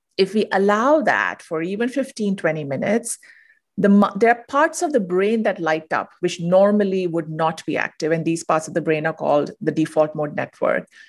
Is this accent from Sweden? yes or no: no; India; moved away as an adult; now in United States; I'm originally from India. I moved to the U S